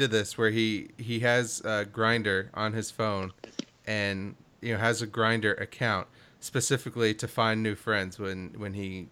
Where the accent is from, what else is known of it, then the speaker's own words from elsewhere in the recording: Kentucky, United States; I grew up in Kentucky.